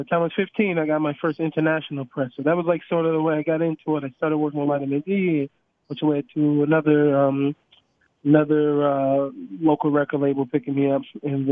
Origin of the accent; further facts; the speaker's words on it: Seattle, Washington, United States; I grew up in Seattle, Washington